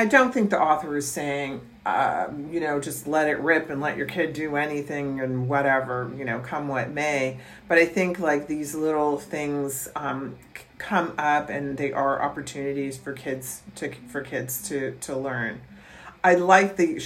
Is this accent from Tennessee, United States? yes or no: no; Virginia, United States; University of Mary Washington in Virginia, my home state